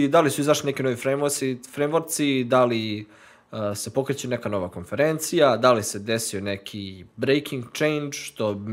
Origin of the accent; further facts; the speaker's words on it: Novi Sad, Vojvodina, Serbia; dolazim iz Novog Sada